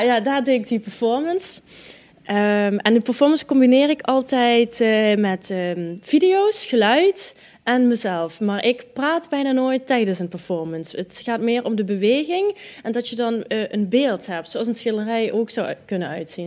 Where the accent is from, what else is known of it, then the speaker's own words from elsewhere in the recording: Netherlands; moved away; also born or lived in Israel; mijn Hollandse nuchterheid